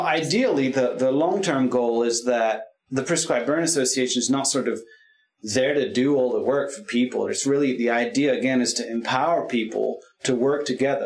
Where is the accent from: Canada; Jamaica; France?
France; also born or lived in California / Willamette Valley, Oregon; now in Oregon, United States; I grew up in France